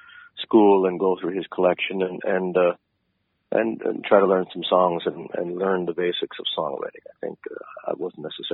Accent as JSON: {"language": "English", "town": "Rustico", "region": "Prince Edward Island", "country": "Canada", "tie": "born or raised there", "said": "I didn't grow up in North Rustico. I grew up in Rustico."}